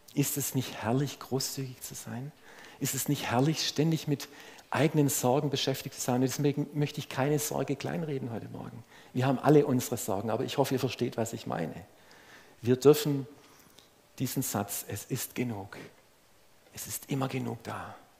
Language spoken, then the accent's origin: German; Swabia, Germany; als Schwabe